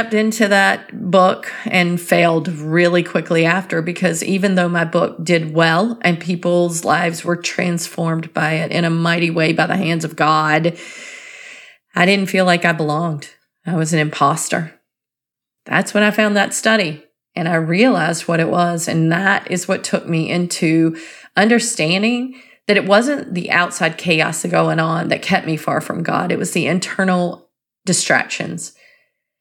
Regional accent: North Carolina, United States; I grew up in North Carolina, and I can say this because I did grow up there and our language is a bit different.

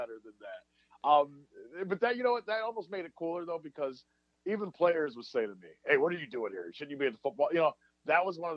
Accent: Akron, Ohio, United States; I'm a guy from Akron

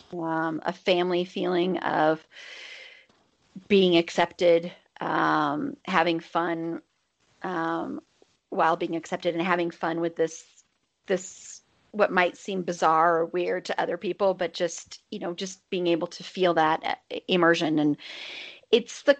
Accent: Denver, Colorado, United States; also born or lived in Boulder; I grew up here in Denver

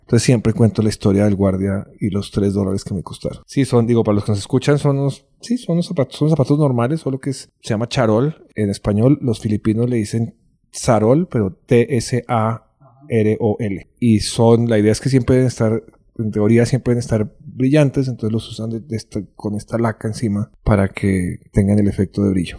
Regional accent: Bogotá, Colombia; also born or lived in London; nací en Colombia, nací en Bogotá

